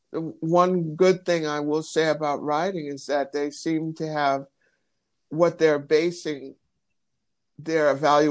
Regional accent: Michigan, United States; I'm from Michigan

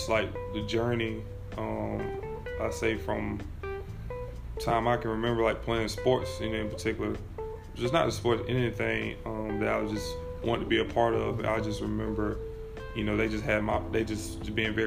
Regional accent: Abbeville, South Carolina, United States; also born or lived in Calhoun Falls, South Carolina / Wren, South Carolina; just being from a small town, Camel Falls, Abbeville, I still say I'm from Abbeville

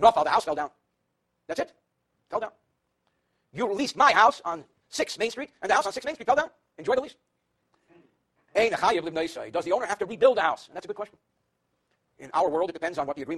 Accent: New Jersey, United States; I'm from New Jersey

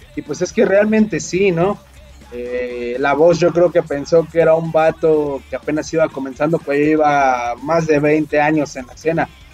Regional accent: Coyotepec, State of Mexico, Mexico; soy de aquí de Coyotepec

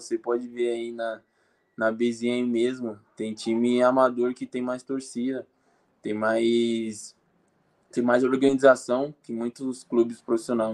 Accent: Brazil; moved away as an adult

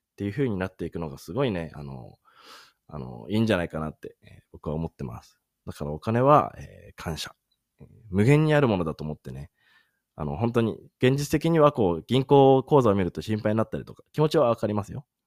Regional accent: Sendai, Miyagi, Japan; moved away as an adult; まあ自分、出身は仙台なんですけど

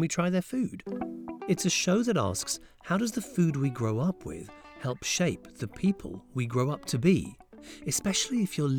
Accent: England, United Kingdom; moved away as an adult; also born or lived in India; now in United States; I was born in India, grew up in England, and now I live in America.

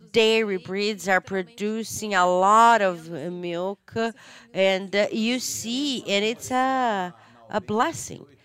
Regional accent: Fortaleza, Ceará, Brazil; I am from Fortaleza in Ceará, and then when you go to Rio Grande do Norte, it feels like you are in a different country with a different culture

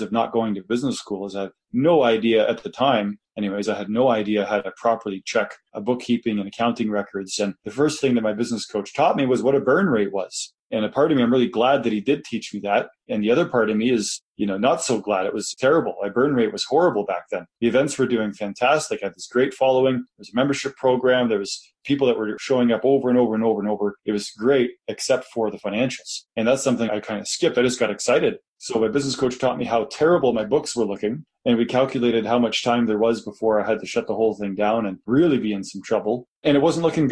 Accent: Kitchener, Ontario, Canada; moved away as an adult; now in Calgary, Canada; I was from Kitchener

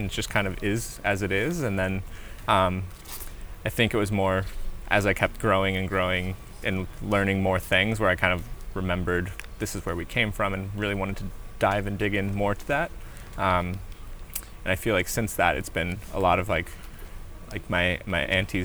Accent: Colorado, United States; born or raised there; also born or lived in Arizona / Navajo Nation

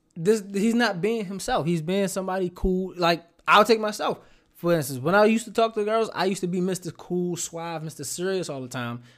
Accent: Baltimore, Maryland, United States; I'ma talk to you like a kid out of Baltimore

